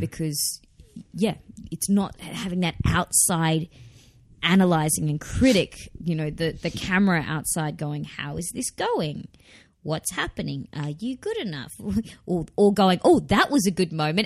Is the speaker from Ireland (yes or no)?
no; Australia; accent: not broad Australian; I don't have a particularly broad Australian